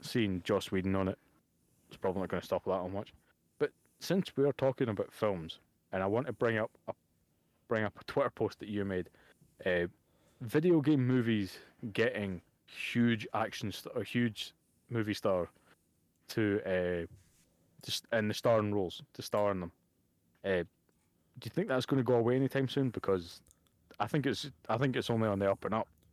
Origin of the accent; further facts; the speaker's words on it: Bo'ness, Scotland, United Kingdom; I'm in a, from a small place called Bowness